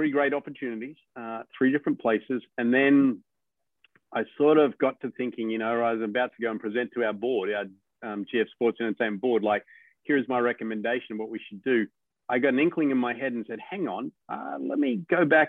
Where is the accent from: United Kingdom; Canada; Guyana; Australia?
Australia; moved away; as an Australian